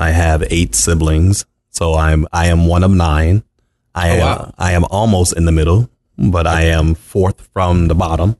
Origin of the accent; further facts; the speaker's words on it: Baltimore, Maryland, United States; moved away as an adult; also born or lived in Arizona; I was born and raised in Baltimore, Maryland.